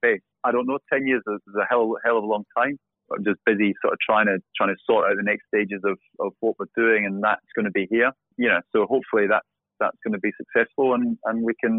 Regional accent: Scotland, United Kingdom; also born or lived in Warwickshire; now in Dubai, United Arab Emirates; growing up in Scotland

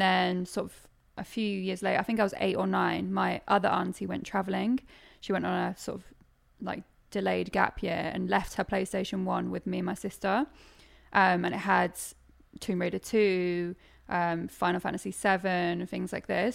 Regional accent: Suffolk, East of England, United Kingdom; also born or lived in Norwich; I'm from Suffolk, technically, but it's the nearest city and people actually know where Norwich is, so I just say I'm from Norwich.

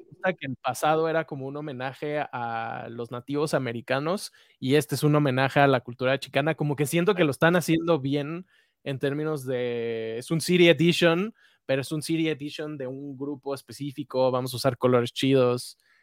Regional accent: Mexico; somos mexicanos

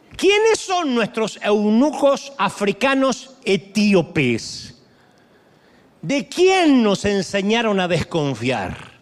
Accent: Argentina; en Argentina, en mi país

